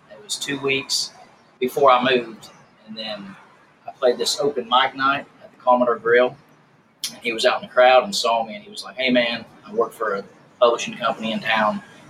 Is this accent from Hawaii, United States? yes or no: no; Greensburg, Indiana, United States; moved away as an adult; Yeah, man, I grew up in a small town called Greensburg, Indiana. Well, it was about 15 miles south is where I grew up, but that's the biggest city, the biggest town closest to where I was raised.